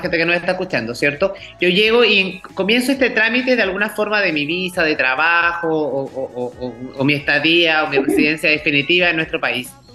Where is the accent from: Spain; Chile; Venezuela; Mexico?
Chile; nosotros como chilenos